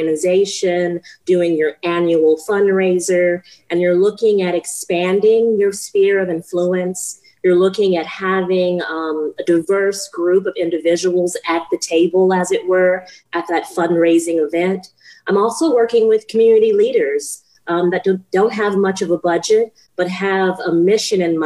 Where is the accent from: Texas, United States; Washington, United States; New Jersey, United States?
Texas, United States; moved away as an adult; also born or lived in Huntsville, Texas / Florida / Lafayette, Louisiana (ancestry); now in Phoenix, United States; I was born in Texas. My family and ancestors are originally from Lafayette, Louisiana. And so I received a BFA in Huntsville, Texas